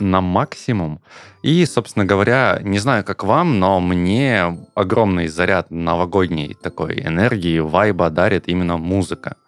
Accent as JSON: {"language": "Russian", "town": "Krasnodar", "region": "Krasnodar Krai", "country": "Russia", "said": "я из Краснодара"}